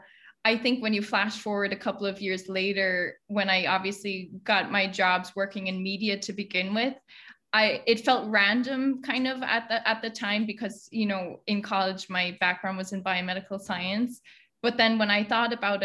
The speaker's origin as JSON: {"language": "English", "town": "Oranmore", "region": "Connacht", "country": "Ireland", "tie": "born or raised there", "moved": "as an adult", "lives_now": "New York, United States", "said": "I'm from Galway back home, a town called Oranmore"}